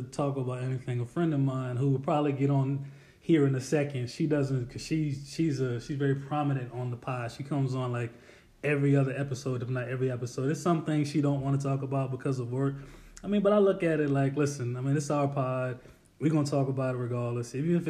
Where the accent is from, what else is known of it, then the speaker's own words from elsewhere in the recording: South Carolina, United States; I'm originally from South Carolina. That is a fact.